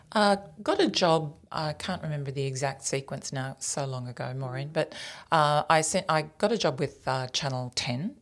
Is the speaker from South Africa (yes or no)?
no; Tenterfield, New South Wales, Australia; moved away as an adult; also born or lived in Queensland / Canberra; I grew up in New South Wales